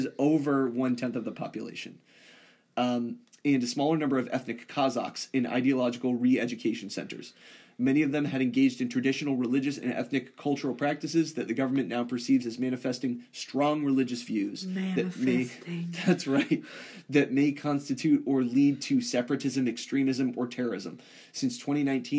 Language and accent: English; United States; as an American